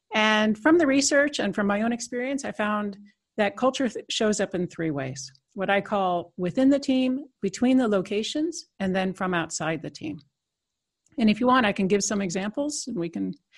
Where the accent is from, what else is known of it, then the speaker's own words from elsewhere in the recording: United States; moved away as an adult; now in Netherlands; I'm an American citizen, but I've been in Europe almost uh, 25 years